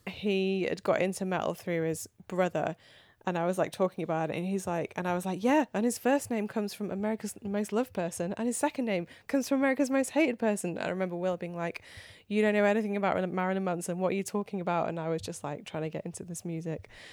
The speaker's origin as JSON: {"language": "English", "area": "near Manchester", "region": "North West England", "country": "United Kingdom", "tie": "born or raised there", "said": "I grew up near Manchester"}